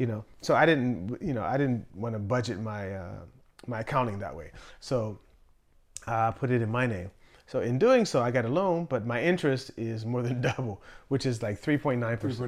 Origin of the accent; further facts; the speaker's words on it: Pittsburgh, Pennsylvania, United States; moved away as an adult; also born or lived in Virginia; I'm from Pittsburgh